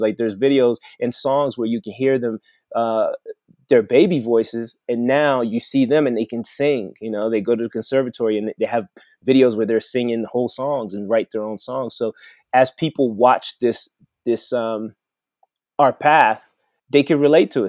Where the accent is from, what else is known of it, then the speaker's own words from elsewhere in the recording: Mons, Wallonia, Belgium; also born or lived in Brussels, Belgium / Congo; now in Colorado, United States; I was born in Brussels, Belgium, which is the capital